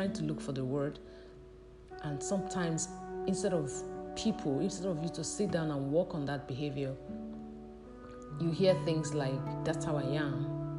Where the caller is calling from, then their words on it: Nigeria; I'm speaking from Nigeria, and in Nigeria it's 7:54 a.m.